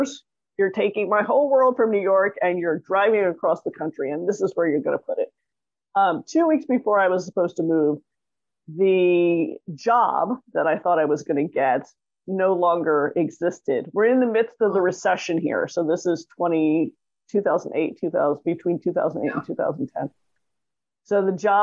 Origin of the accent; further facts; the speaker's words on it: Toronto, Ontario, Canada; now in Los Angeles, United States; I grew up in Toronto, Canada